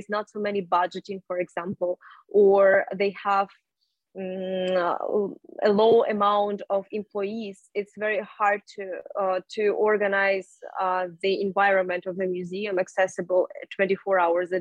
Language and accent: English; Khakassia, Russia; I'm from Khakassia, but I from Russia